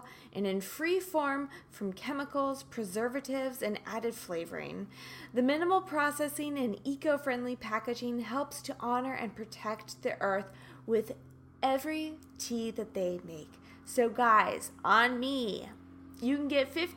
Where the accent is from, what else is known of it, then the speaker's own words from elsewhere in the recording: Kansas, United States; I'm from Kansas.